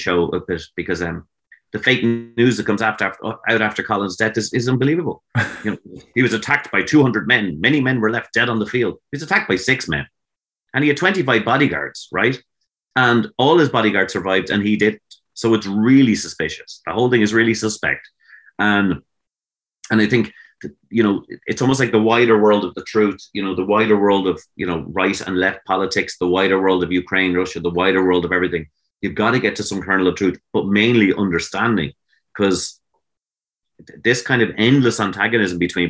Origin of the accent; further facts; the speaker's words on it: Greystones, Leinster, Ireland; I grew up in Greystones for about 5 years, and a lovely, lovely town